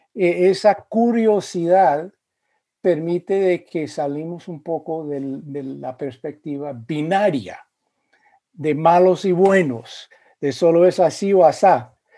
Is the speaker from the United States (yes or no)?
yes; United States; also born or lived in Spain / Central America / Virginia / Indiana; soy eh, de los Estados Unidos, eh, aunque he vivido em, durante periodos de mi vida en países como España y en Centroamérica